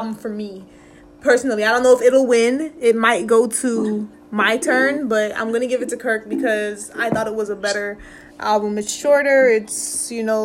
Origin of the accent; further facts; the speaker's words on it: Florida, United States; we're from Florida